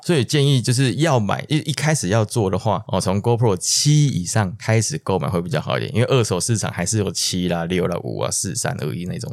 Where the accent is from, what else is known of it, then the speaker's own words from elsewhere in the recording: Taiwan; 我们台湾这边